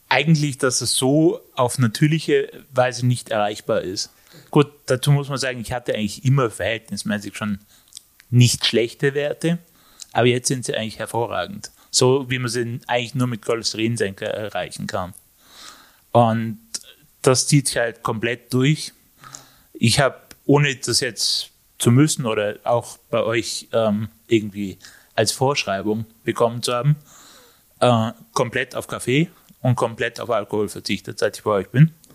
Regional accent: Innsbruck, Tyrol, Austria; ich bin aus Innsbruck

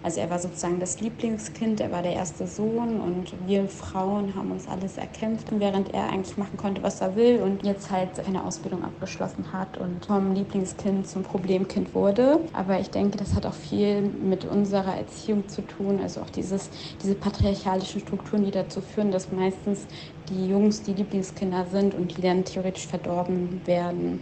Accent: East Germany, Germany; Ich bin libanesisch, palästinensisch und in Ostdeutschland groß geworden

